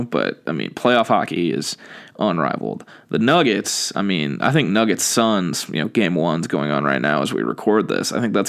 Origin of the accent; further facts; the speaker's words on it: Portland, Oregon, United States; I was born in Portland.